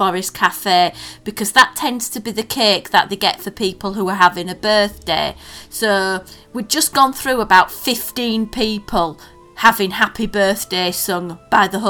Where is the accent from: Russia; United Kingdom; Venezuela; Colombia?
United Kingdom; Yorkshire and the Humber; we're from Yorkshire